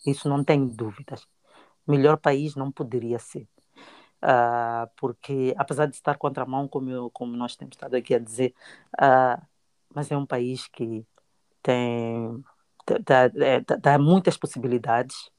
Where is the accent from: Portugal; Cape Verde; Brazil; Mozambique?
Mozambique; moved away as an adult; now in Melbourne, Australia; como uma boa moçambicana